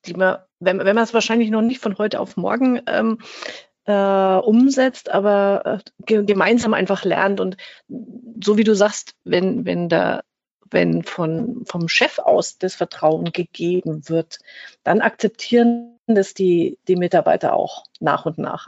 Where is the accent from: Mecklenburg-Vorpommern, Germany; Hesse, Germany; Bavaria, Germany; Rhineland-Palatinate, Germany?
Bavaria, Germany; Fürth; accent: Franconian rolled R; Ich bin ja aus Fürth. Wir werden und können hoffentlich heute so richtig schön das ähm, fränkische R mal rollen lassen